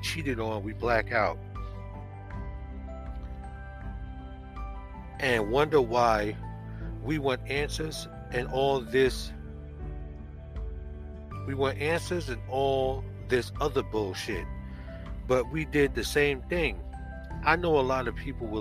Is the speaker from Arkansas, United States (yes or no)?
no; Jersey City, New Jersey, United States; I'm from Jersey City, New Jersey, originally